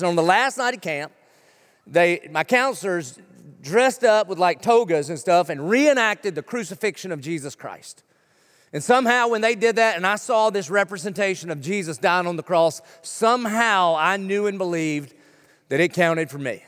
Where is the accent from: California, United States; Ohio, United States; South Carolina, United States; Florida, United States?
South Carolina, United States; Dillon; moved away; you can probably tell from my accent, I didn't grow up around here. I grew up in a little town called Dillon, South Carolina